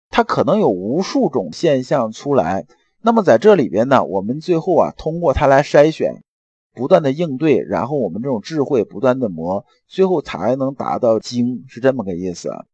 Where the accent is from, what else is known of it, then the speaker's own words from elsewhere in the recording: China; 我们中国人